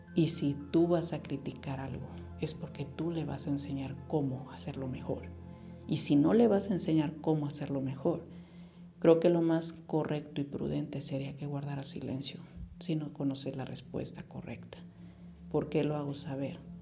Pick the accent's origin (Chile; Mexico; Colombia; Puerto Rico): Mexico; Como mexicanos tenemos una asociación muy grande.